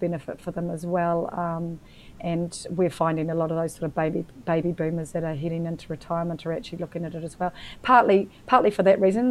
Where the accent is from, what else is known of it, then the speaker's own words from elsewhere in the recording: New Zealand; also born or lived in Queensland, Australia; now in Victoria, Australia; being a New Zealander, I was living in Queensland at the time